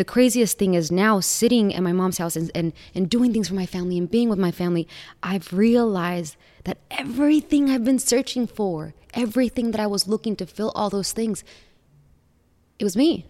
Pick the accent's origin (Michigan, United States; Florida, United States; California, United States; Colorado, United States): California, United States; also born or lived in Mexico / Miami; I was born in Mexico, but raised in California